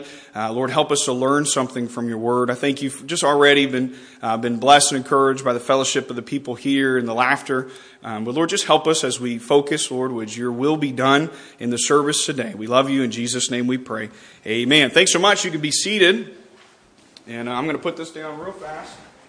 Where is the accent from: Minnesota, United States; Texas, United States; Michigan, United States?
Texas, United States; now in West Virginia, United States; a Texas boy in West Virginia